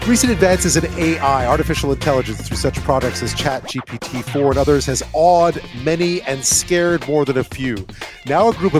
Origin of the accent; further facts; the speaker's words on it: Montreal, Quebec, Canada; moved away; My hometown in Montreal